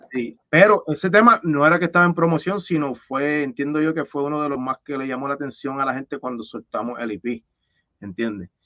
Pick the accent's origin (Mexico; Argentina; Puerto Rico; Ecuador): Puerto Rico; Levittown; de Levitown, de donde yo soy